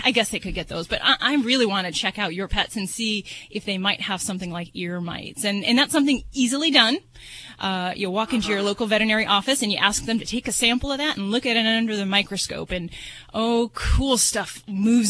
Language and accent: English; Las Vegas, Nevada, United States; I'm from Vegas